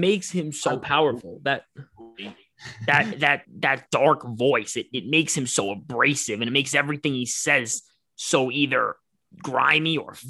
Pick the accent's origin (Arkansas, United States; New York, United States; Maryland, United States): New York, United States; Yonkers; as a New Yorker, you know, like that's I was born in Yonkers, like that's my city.